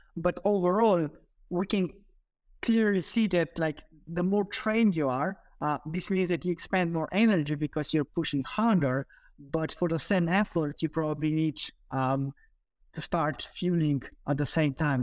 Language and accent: English; Slovenia; also born or lived in United Kingdom; I'm originally from Slovenia, but I did my P H D in the U K